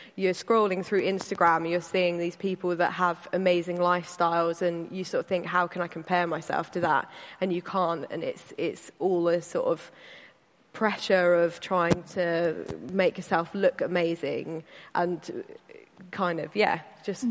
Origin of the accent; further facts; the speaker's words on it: Caterham, South East England, United Kingdom; I grew up in Caterham um, with my dad and my brother.